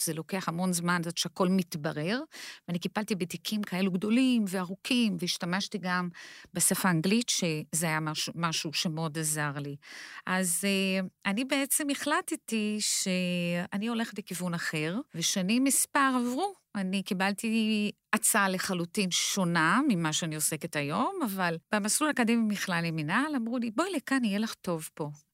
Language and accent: Hebrew; Brazil; Hebrew is a second language; moved away as an adult; now in Israel; אני עליתי לארץ, לארץ מברזיל. וכשאני הגעתי לארץ, לא, לארץ, אני בעצם עברתי אה, קשיי אה, שפה